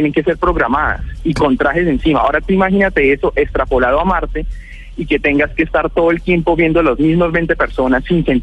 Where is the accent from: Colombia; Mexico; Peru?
Colombia; Girón, Santander; 27 años, soy oriundo de Girón Santander, ahorita estoy